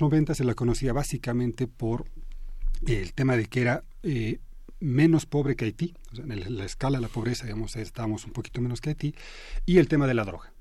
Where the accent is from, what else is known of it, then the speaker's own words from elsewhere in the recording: Bolivia; now in Mexico; yo soy boliviano de origen, pero bueno, he ido y venido, digamos, en distintos momentos